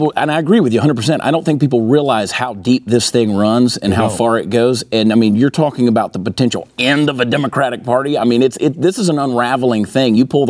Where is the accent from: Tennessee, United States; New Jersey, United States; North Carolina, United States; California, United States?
New Jersey, United States; born there; I was born in New Jersey.